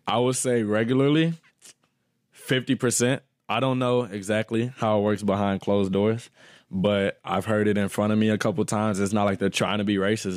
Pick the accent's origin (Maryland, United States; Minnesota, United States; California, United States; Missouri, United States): Missouri, United States; St. Louis; We're from Saint Louis, Missouri.